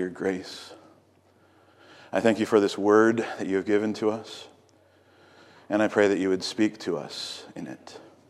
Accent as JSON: {"language": "English", "region": "Virginia", "country": "United States", "tie": "born or raised there", "also_born_or_lived": "Napoleon, Ohio", "said": "I was born in Ohio in a little city called Napoleon. Both of my parents were born in small towns in Ohio, but we moved to Virginia when I was just a little kid. And we never really acclimated to Virginia, I would say."}